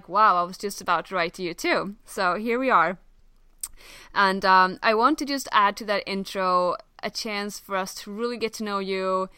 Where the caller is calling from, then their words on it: Halmstad, Halland County, Sweden; I'm calling out from Halmstad, Sweden